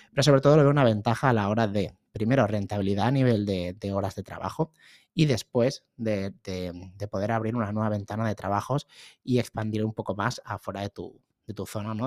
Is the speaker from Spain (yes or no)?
yes; Barcelona, Catalonia, Spain; soy de Barcelona